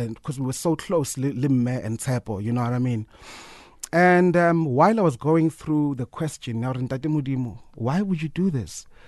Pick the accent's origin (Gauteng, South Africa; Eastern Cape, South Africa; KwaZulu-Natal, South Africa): Gauteng, South Africa; Soweto; I'm from Soweto, Korokville